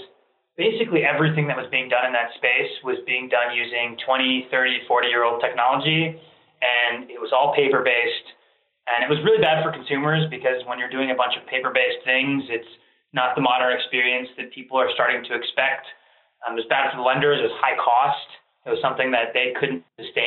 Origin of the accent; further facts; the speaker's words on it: Ohio, United States; also born or lived in Iran; I was born in Iran and my family immigrated here in the 80s. Came here, became academics. I grew up in the Midwest, in Ohio